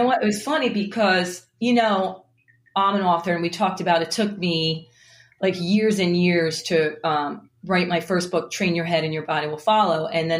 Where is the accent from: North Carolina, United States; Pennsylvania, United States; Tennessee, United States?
Pennsylvania, United States; Philadelphia; here I am from Philly. I'm a Philly girl.